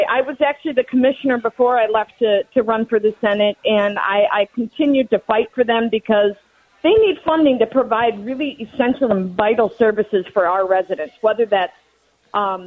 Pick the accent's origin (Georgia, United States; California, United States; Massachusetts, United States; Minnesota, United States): Minnesota, United States; Cottage Grove; also born or lived in Newport, Minnesota; 43 years old, born and baptized in Newport, a year old. My parents moved to Cottage Grove. They're still in that house, graduated from Park. I mean, so it's my hometown